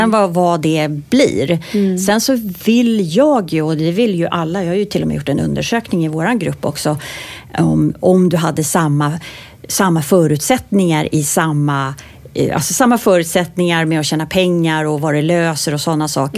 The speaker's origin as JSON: {"language": "Swedish", "country": "Sweden", "also_born_or_lived": "United States", "said": "för jag är ju svensk också då, men jag är också amerikan"}